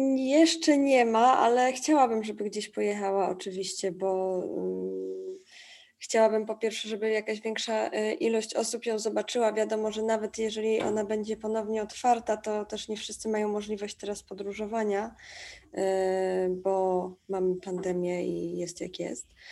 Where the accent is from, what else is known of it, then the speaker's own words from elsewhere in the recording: Tricity, Pomeranian Voivodeship, Poland; now in Warsaw, Poland; Ja akurat stamtąd jestem, z Trójmiasta e, i ten krajobraz taki przemysłowy i w ogóle ten przemysł był tam obecny w moim życiu zawsze, od zawsze, bo tam się wychowałam.